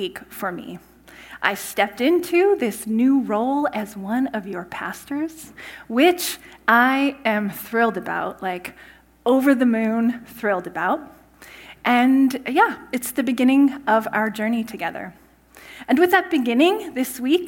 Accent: Saskatchewan, Canada; moved away as an adult; also born or lived in California; I grew up in Saskatchewan in a small town

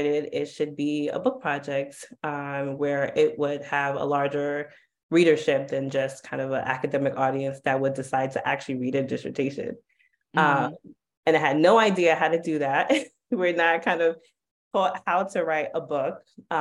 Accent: New York City, New York, United States; growing up in Harlem, Harlem was definitely, there were a lot of drugs in Harlem

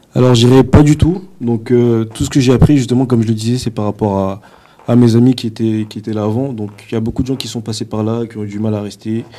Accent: France; now in Canada; en tant que Français

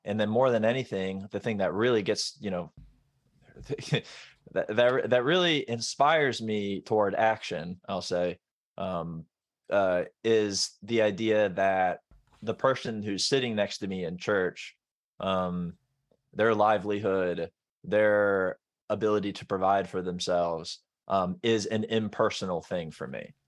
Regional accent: Florida, United States; I grew up in Florida

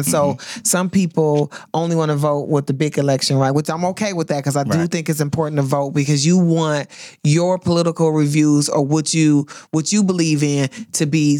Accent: Flint, Michigan, United States; I'm from Flint, Michigan, and so General Motors is like really huge, right?

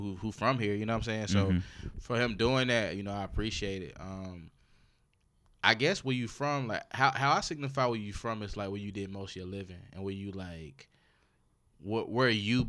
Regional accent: Spartanburg, South Carolina, United States; also born or lived in Atlanta, Georgia / Los Angeles, California; When I was in L.A., niggas be like, where you from? And I'm be like, I'm from Spunberry.

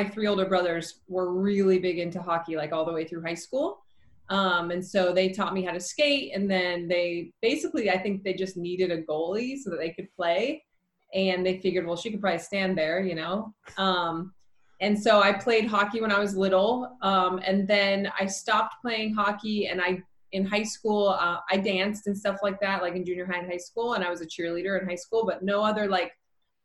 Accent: Salt Lake City, Utah, United States; I grew up in Salt Lake City, Utah.

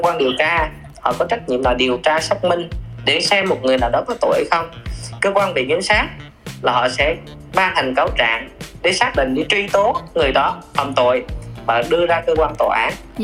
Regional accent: Bình Định, Vietnam; quê mình là ở Bình Định là uh, miền Trung

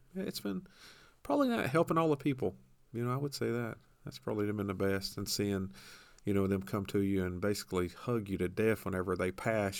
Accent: Tampa area, Florida, United States; born or raised there; moved away

